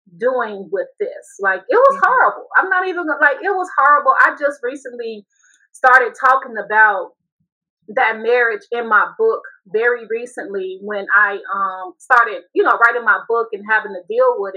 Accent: Chicago, Illinois, United States; moved away as an adult; also born or lived in Seattle, Washington; I got married at a very young age, and I'm from Chicago

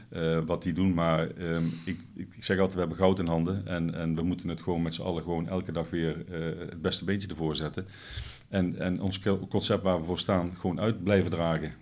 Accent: Netherlands; onder ons als Nederlanders.

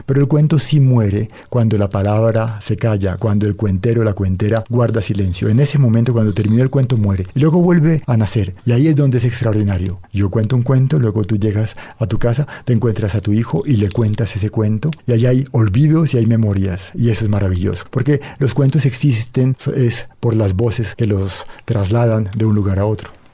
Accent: Cali, Valle del Cauca, Colombia; yo crecí en Cali

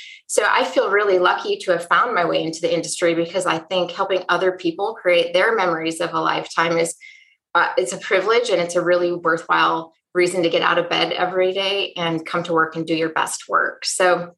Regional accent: Wisconsin, United States; I grew up in Wisconsin in a home with two working parents

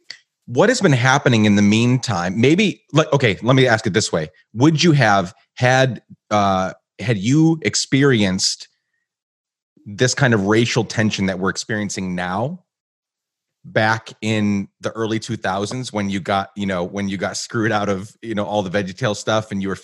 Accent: Guatemala; And I grew up in Guatemala. Well, around that time, we actually moved to Guatemala for 10 years.

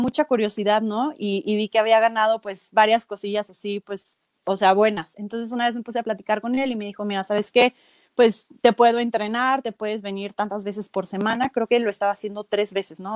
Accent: Celaya, Guanajuato, Mexico; yo soy de Celaya, he estado viviendo pues toda, prácticamente toda mi vida

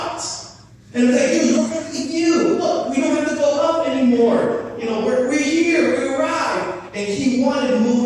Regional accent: New Hampshire, United States; I grew up in New Hampshire

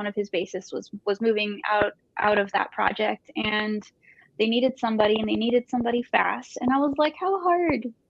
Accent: Brownsville, Texas, United States; moved away as an adult; now in Austin, United States; I am from Brownsville, Texas. It's a border town. And I moved here in 2007

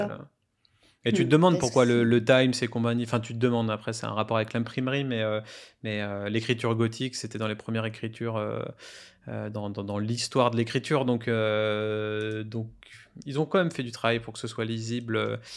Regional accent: France

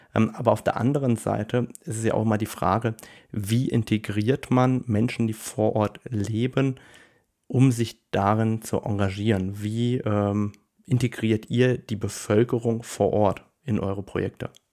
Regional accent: Luxembourg; bei uns in Luxemburg

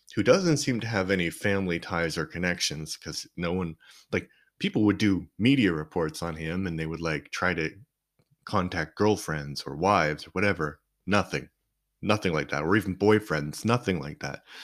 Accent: Canada; moved away; I grew up in Canada

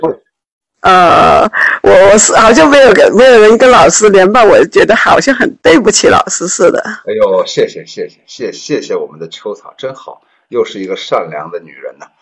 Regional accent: Qingyuan, Guangdong, China; 我是广东庆安人

